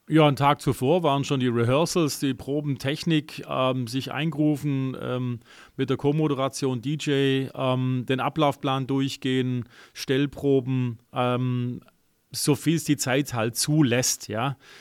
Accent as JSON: {"language": "German", "country": "Germany", "said": "bei uns in Deutschland"}